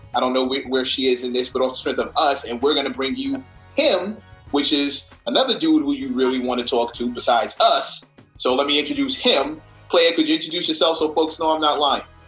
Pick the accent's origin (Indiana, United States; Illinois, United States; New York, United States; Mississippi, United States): New York, United States; New York City; also born or lived in Brooklyn / Manhattan; I was born in Queens. I moved to Brooklyn, and I live in Manhattan